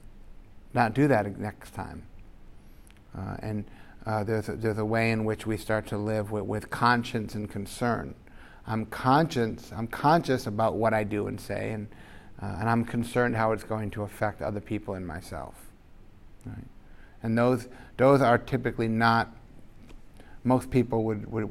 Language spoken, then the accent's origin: English; United States; growing up in America